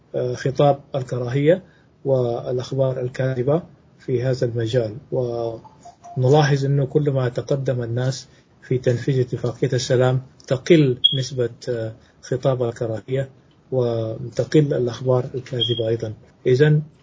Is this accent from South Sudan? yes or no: yes; South Sudan; وأنا سوداني من جنوب السودان